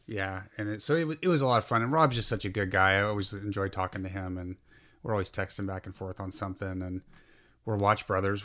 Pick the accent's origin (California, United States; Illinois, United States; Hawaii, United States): California, United States; Burlingame; I spent a lot of my childhood in downtown Burlingame